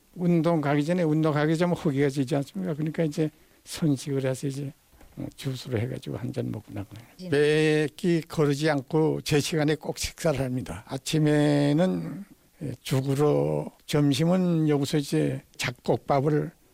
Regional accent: North Pyongan, North Korea; now in Suwon, South Korea; 저는 저 이북입니다. 평안북도.

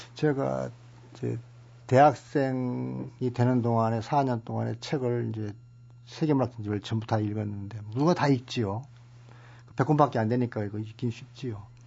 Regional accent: Suncheon, South Jeolla, South Korea; 제가 태어난 순천

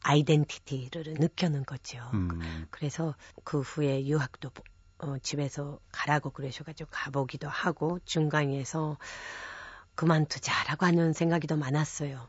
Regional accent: Japan; Korean is a second language; moved away as an adult; now in South Korea; 제가 일본에서 태어나서 어, 대학교까지 학창 시절을 일본에서 보냈죠

